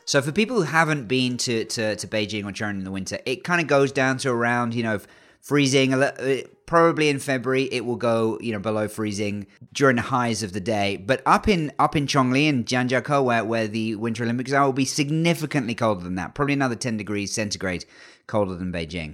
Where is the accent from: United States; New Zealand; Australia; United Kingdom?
United Kingdom; England; born or raised there